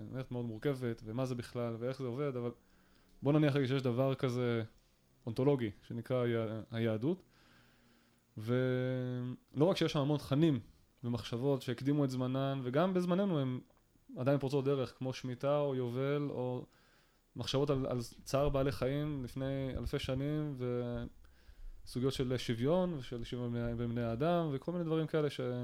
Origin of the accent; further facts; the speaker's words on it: Kiryat Tiv'on, Northern District, Israel; כשאני גדלתי בקריית טבעון בשנות ה-90 פחות או יותר